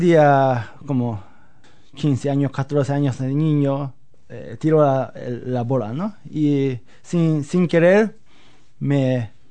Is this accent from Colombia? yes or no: no; Osaka, Japan; Spanish is a second language; moved away as an adult; also born or lived in Seville, Spain; Pues yo soy japonés, nací en Japón. Eh, ¿Dónde? En Osaka, el centro de Osaka.